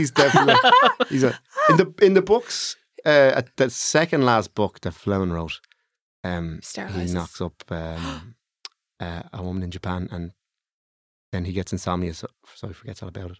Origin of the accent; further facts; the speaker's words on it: Navan, County Meath, Ireland; It's like growing up in Navan, that's the only way I could...